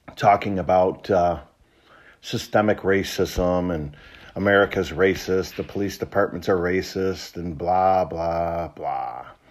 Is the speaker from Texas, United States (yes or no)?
no; Traverse City, Michigan, United States; I grew up in Traverse City, Michigan in the nineteen seventies and eighties.